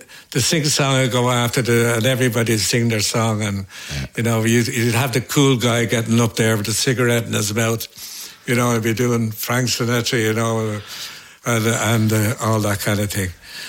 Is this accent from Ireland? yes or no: yes; Dublin, Leinster, Ireland; growing up in Dublin